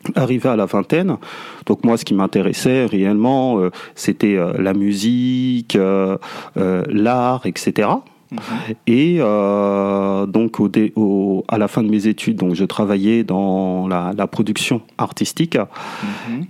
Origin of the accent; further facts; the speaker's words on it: France; je suis né en France, j'ai grandi en France